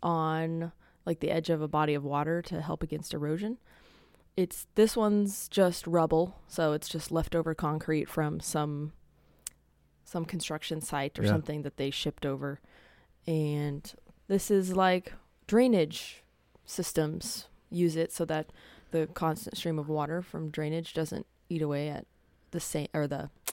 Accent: United Kingdom; Spelled with a U because we're British.

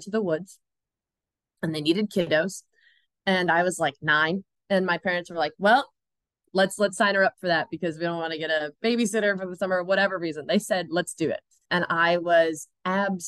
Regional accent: Chicago, Illinois, United States; I grew up in Chicago

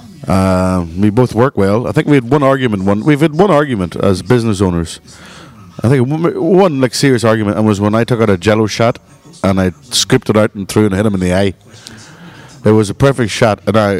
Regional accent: Saginaw, Michigan, United States; I'd say, I'm from Saginaw, Michigan.

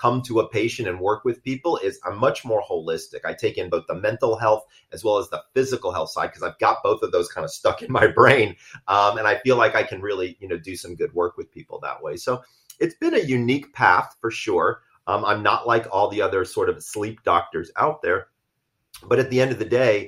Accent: Sandy Springs, Georgia, United States; I'm from Sandy Springs, Georgia. I'm from the South

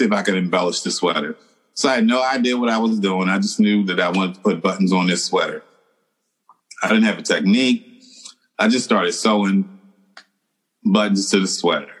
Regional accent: Philadelphia, Pennsylvania, United States; I'm originally from Philadelphia

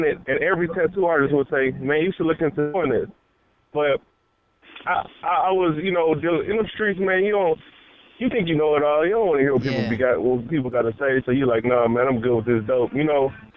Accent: Houston, Texas, United States; I'm in Houston. I'm in Houston, Texas. I'm from Houston

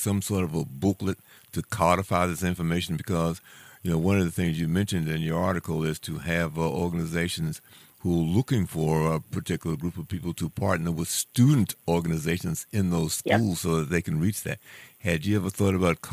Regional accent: Washington, District of Columbia, United States; as an African-American, I'm from Washington, D.C.

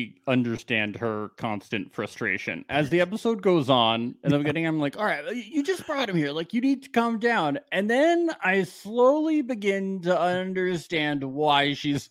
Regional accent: New Jersey, United States; I'm from New Jersey.

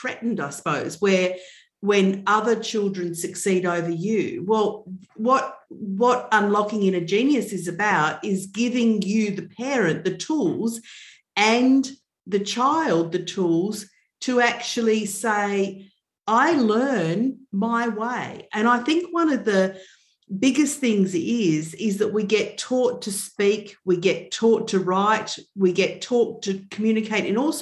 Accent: Melbourne, Victoria, Australia; I'm from Melbourne in Australia.

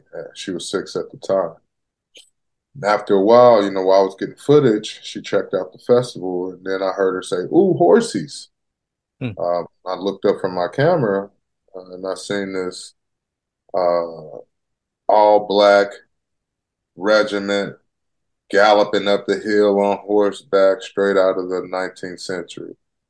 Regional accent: Denver, Colorado, United States; now in Seattle, United States; I'm a transplant from Denver, Colorado, up to the Seattle area.

